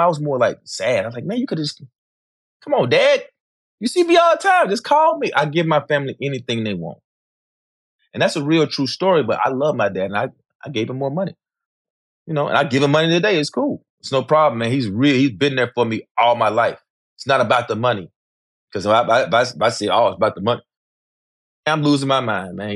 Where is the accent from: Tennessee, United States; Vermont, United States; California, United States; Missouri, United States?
Tennessee, United States; Memphis; growing up in Memphis as a kid